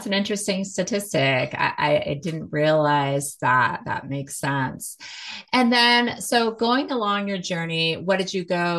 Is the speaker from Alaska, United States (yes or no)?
yes; Alaska, United States; also born or lived in Los Angeles; now in Lafayette, United States; We moved here just before the pandemic in 2019. So we moved from LA, and I grew up in Alaska. So I'm used to this climate and loved it. And we have family here. So that's what brought us here to Colorado.